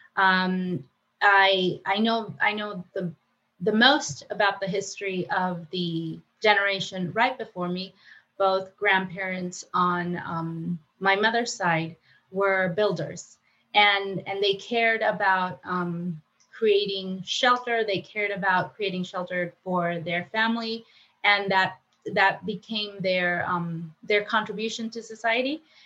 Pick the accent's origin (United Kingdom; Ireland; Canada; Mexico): Mexico; moved away as an adult; now in United States; I was born in Mexico